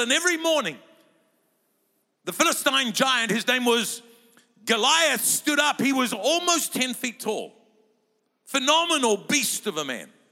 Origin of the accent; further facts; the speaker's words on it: Lower Hutt, Wellington, New Zealand; I was born in Lower Hutt, doesn't even make it to Upper Hutt